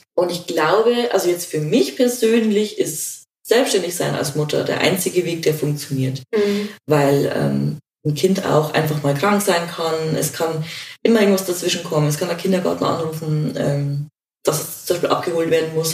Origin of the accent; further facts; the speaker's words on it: Regensburg, Bavaria, Germany; ich komme aus Regensburg